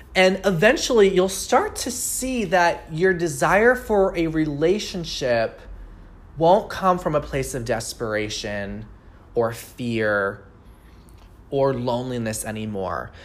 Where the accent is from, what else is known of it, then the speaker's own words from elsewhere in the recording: Long Island, New York, United States; now in Seattle, United States; I live in Seattle, but I grew up on Long Island, New York